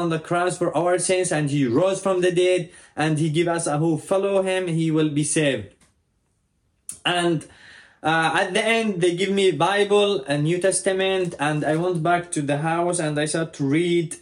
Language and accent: English; Yemen; I was born and raised into a Muslim family in Yemen